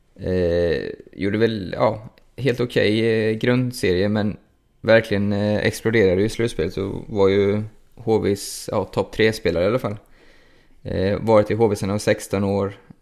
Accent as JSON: {"language": "Swedish", "town": "Linköping", "region": "Östergötland", "country": "Sweden", "tie": "born or raised there", "said": "min hemstad här då, så det blir ju Bert till Linköping"}